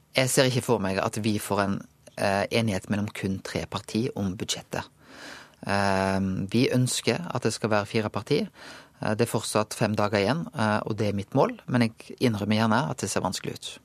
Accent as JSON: {"language": "Norwegian", "town": "Bømlo", "region": "Vestland", "country": "Norway", "moved": "yes", "said": "hjemme på Bømlo"}